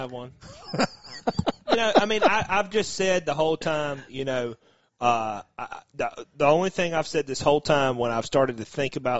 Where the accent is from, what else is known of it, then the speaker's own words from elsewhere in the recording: the South, United States; I'm from the South